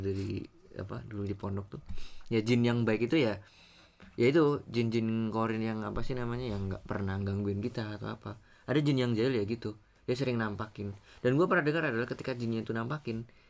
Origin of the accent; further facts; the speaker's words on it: Java, Indonesia; orang Jawa ya gue orang Jawa